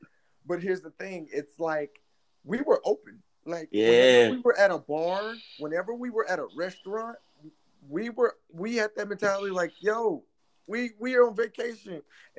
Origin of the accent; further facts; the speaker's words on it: Midwest, United States; moved away; I'm not originally from the East Coast. I'm from the Midwest.